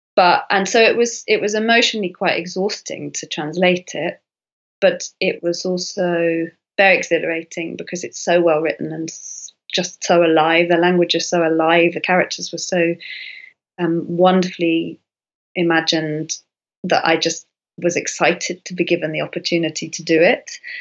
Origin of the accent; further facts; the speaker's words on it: United Kingdom; I'm British